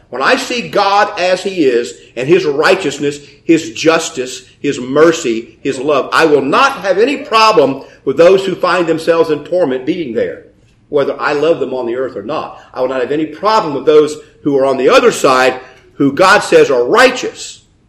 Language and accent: English; United States; I'm an American